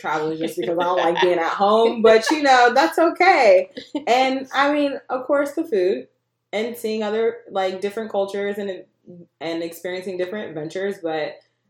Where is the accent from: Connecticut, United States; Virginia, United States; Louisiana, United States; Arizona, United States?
Virginia, United States; We don't say we're from Virginia. We actually say we're from the DMV. It's never really... I mean, I've lived in Virginia my whole life